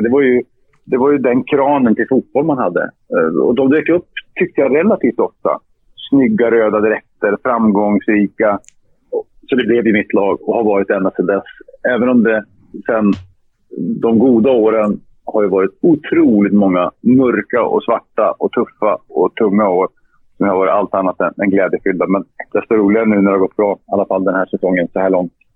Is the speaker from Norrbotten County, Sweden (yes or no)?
yes; Luleå, Norrbotten County, Sweden; Jag gick fotbollsskolan i Luleå, min hemstad.